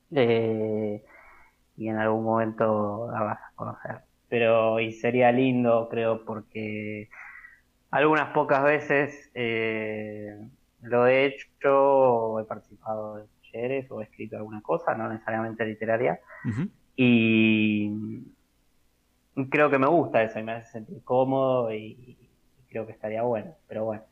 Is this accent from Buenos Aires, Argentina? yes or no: yes; Buenos Aires, Argentina; soy nacido y criado en Caballito, continúo viviendo en Caballito